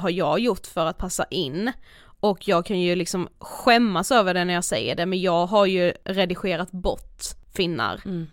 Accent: Karlshamn, Blekinge, Sweden; now in Stockholm, Sweden; hemma i Karlshamn

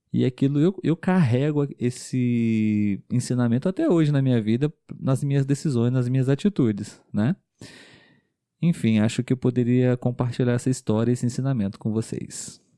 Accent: Brazil; Nós somos um casal de brasileiros

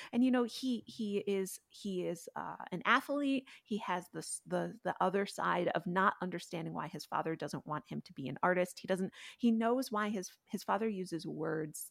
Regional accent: Connecticut, United States; I grew up in between two farms, even in Connecticut

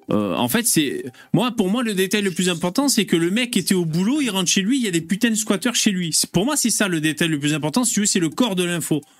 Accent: France; born there; non je suis français, né en France et d'origine algérienne.

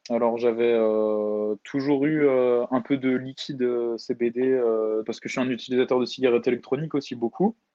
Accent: Alsace, Grand Est, France; moi je suis d'Alsace, mon confinement je le passe euh, chez mes parents.

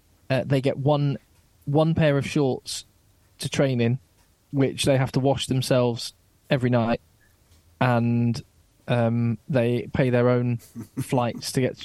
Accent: England, United Kingdom; as an Englishman

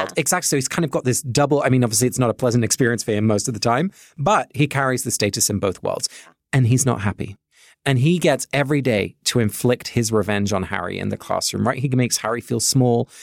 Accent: England, United Kingdom; now in Cambridge, United States; my family is Dutch, even though I grew up in England

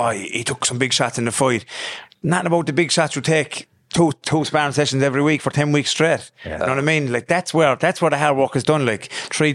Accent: Limerick, Munster, Ireland; I'm from Limerick, the Island Fields. I moved around a lot when I was young.

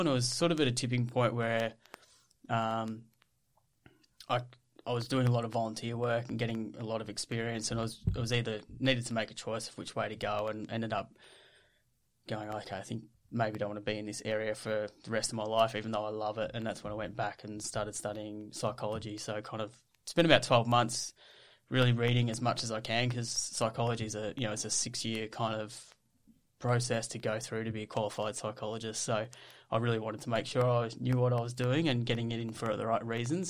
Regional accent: Ballarat, Victoria, Australia; So I grew up in Ballarat. Um, we I grew up on a farm

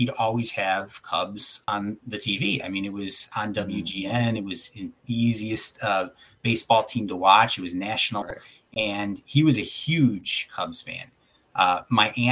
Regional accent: Southwest suburbs of Chicago, Illinois, United States; growing up on the South side, and I'm sure you're the same way, you know, Southwest suburbs

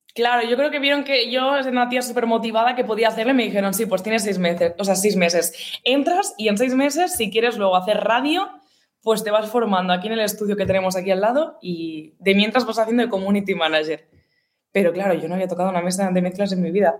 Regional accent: Gavà, Catalonia, Spain; mi pueblo, como tal, ¿sabes? De Gabá.

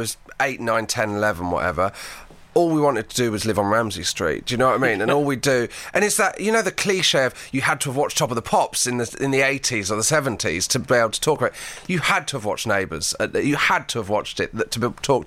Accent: Devon, Dartmoor, South West England, United Kingdom; I grew up in Devon on Dartmoor, and so I lived in a kind of house in the middle of nowhere.

